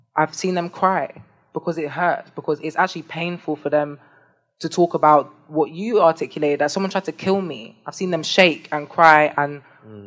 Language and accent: English; London, United Kingdom; I was born in London. I associate, I identify with being from London